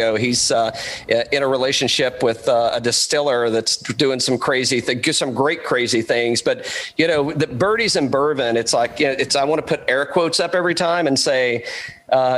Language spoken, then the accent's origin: English; East Tennessee, United States; moved away; I grew up in East Tennessee